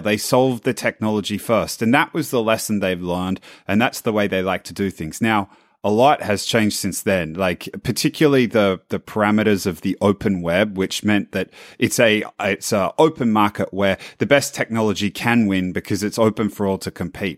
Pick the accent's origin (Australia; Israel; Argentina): Australia; now in San Francisco, United States